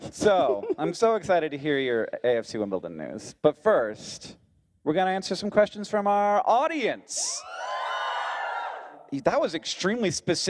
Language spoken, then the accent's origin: English; Orlando, Florida, United States; accent: American; moved away; I'm also from Florida. Australia, I grew up in Orlando.